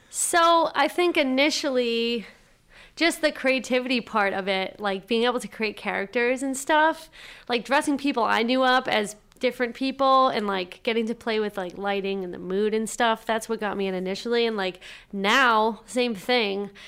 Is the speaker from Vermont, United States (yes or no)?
no; Whitman, Massachusetts, United States; I grew up in Whitman, Mass, small little place